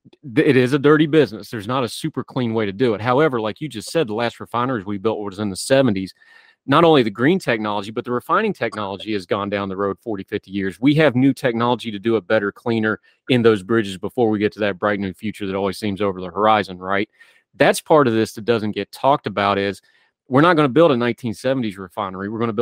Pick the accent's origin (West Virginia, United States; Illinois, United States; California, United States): West Virginia, United States; moved away; I'm from West Virginia.